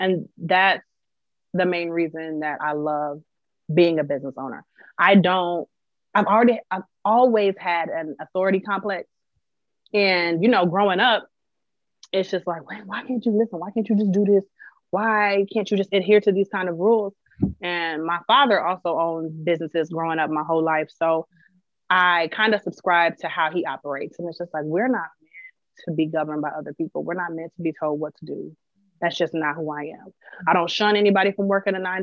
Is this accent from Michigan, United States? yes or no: no; Minneapolis, Minnesota, United States; I'm from Minneapolis.